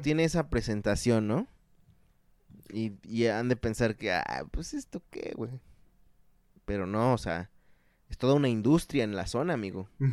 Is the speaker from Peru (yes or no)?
no; Cocotitlán, State of Mexico, Mexico; Tierra mía también